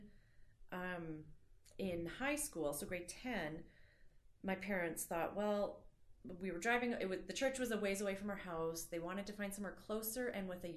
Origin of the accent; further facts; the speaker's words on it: Calgary, Alberta, Canada; I grew up in Calgary here